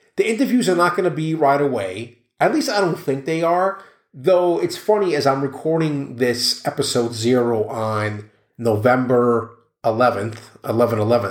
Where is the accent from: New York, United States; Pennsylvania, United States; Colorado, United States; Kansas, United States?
New York, United States; New York City; grew up in New York City